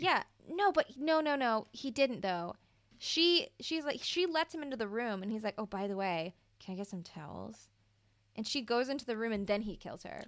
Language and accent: English; Mississippi, United States; I'm from Mississippi.